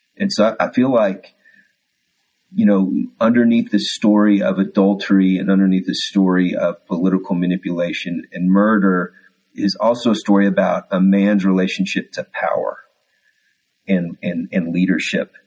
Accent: Texas, United States; accent: Texas; my Texas accent was coming through there

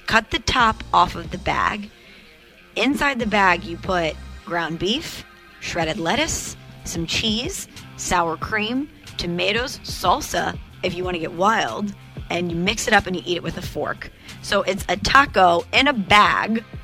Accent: Illinois, United States; I'm from Illinois

